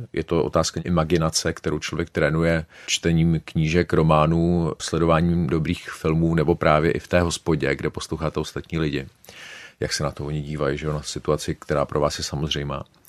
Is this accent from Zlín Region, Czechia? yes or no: no; Prague, Czechia; also born or lived in Oxford; jsem z Prahy